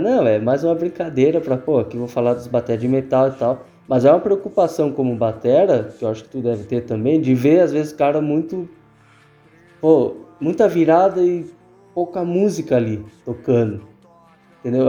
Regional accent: the South, southern Brazil, Brazil; nós que somos do Sul

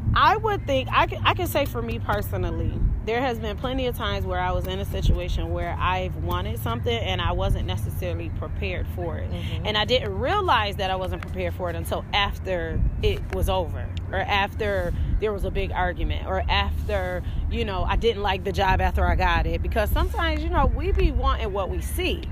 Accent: Rochester, New York, United States; up here in Rochester, New York, where I'm from

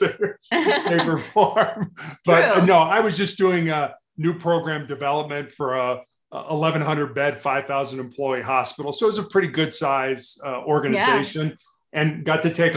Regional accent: Chicago, Illinois, United States; moved away; also born or lived in Charleston, South Carolina; I grew up on the South Side of Chicago

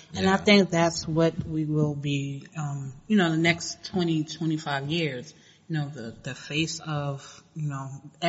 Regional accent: New York City, New York, United States; we New Yorkers

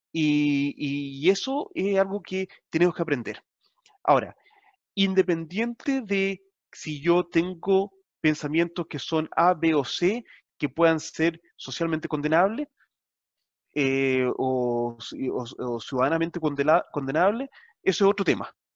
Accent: Chile; now in New Zealand; como latinoamericano, como chileno

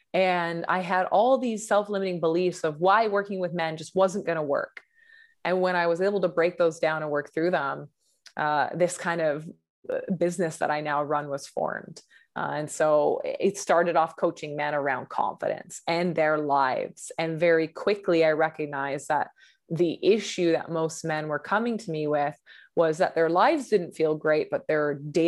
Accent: Vancouver, British Columbia, Canada; I grew up in Vancouver, BC.

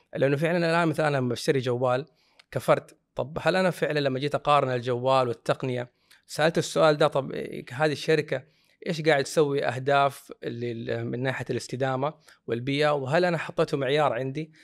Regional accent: Saudi Arabia; عندنا في السعوديه

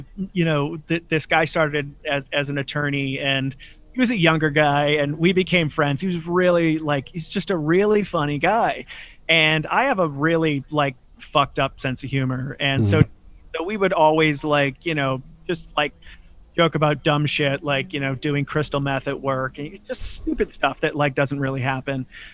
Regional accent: Chelsea, Massachusetts, United States; I grew up in Chelsea, Massachusetts

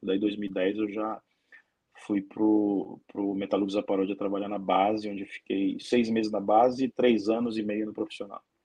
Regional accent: Brazil; moved away as an adult; now in Ukraine; eu não sou europeu, sou brasileiro, estou 15 anos morando na Ucrânia

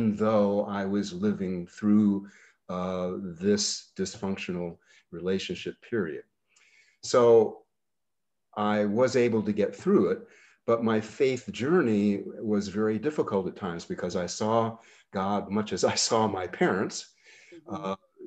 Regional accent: Bennington, Vermont, United States; my growing up in Bennington and then in old Bennington, Vermont

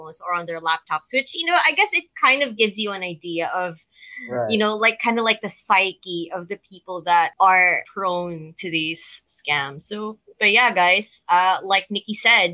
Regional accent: Metro Manila, Philippines; my hometown in Manila, well, not really in Manila

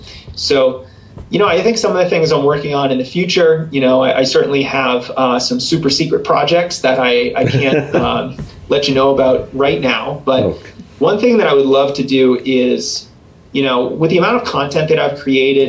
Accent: East Coast, United States; now in Colorado, United States; You know, I grew up on the East Coast, so I certainly was not used to the dry climate here in Colorado.

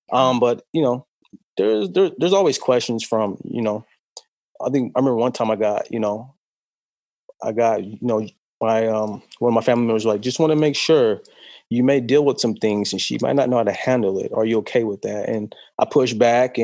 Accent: California, United States; growing up in California, we are very, it's very diverse

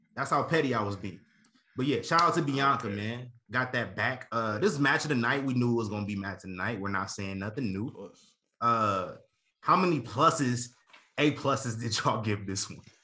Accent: Nebraska, United States; I'm from Nebraska

